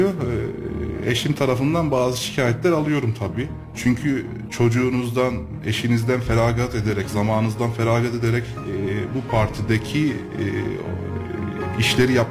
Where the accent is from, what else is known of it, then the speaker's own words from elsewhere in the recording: Kayseri, Kayseri Province, Turkey; 1987 Kayseri doğumluyum. İlk ve e, ortaokul ve liseyi e, Kayseri'de okudum.